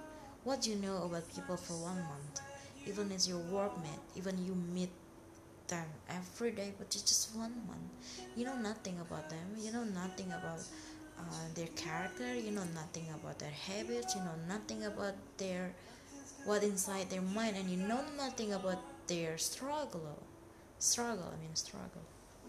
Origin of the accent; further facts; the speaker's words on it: Jakarta, Indonesia; English is a second language; now in Bali, Indonesia; I mean, here in Bali, my friend lives in another city, you know, because I came from Jakarta.